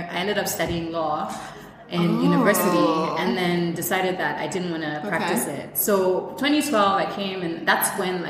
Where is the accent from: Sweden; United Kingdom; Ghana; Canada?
Ghana; also born or lived in Syria / Israel; I'm full Ghanaian. I was raised, actually I was born in Syria.